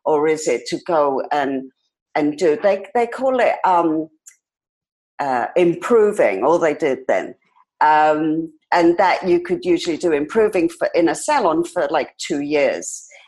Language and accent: English; London, United Kingdom; I was born in London and raised in London, in England, because I believe there's another London in Canada.